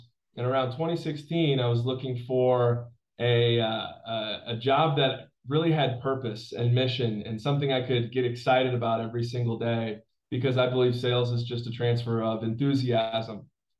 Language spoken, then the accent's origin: English; Southwest Michigan, United States; also born or lived in Chicago suburbs, Illinois; I was born in the Chicago suburbs and raised in Southwest Michigan.